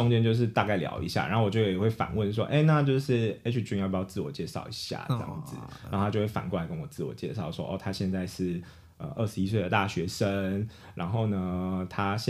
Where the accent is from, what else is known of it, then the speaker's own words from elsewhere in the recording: Taiwan; 我是台湾人